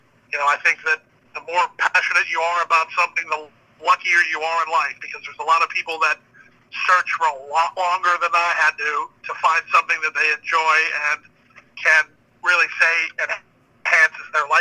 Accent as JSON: {"language": "English", "region": "Florida", "country": "United States", "tie": "born or raised there", "said": "growing up in Florida, we had so many South Florida spring training clubs that came down this way"}